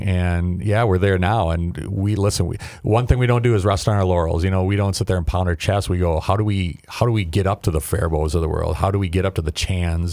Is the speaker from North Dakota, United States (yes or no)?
yes; North Dakota, United States; now in Waconia, United States; I grew up in North Dakota